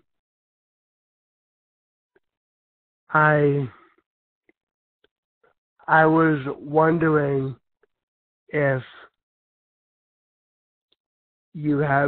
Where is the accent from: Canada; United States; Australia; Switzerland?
United States; California; I come from California